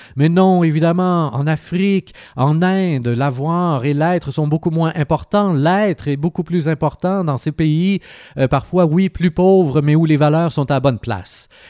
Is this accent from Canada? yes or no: yes; Sherbrooke, Quebec, Canada; also born or lived in India; en tant que Québécois et en tant que Questrien, que Sherbrookeois